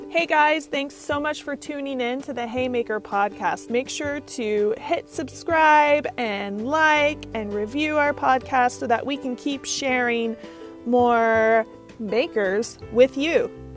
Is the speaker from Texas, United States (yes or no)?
no; Missouri, United States; born or raised there